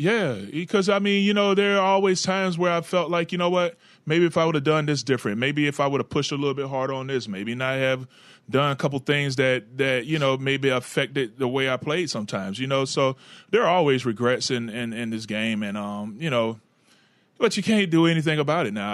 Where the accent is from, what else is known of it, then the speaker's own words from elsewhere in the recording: Florida, United States; in Jacksonville in my home state